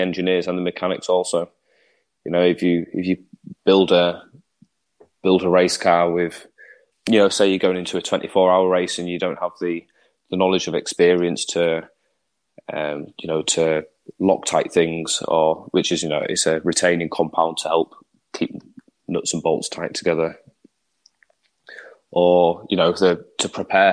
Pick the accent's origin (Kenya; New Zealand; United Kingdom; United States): United Kingdom; England; as an Englishman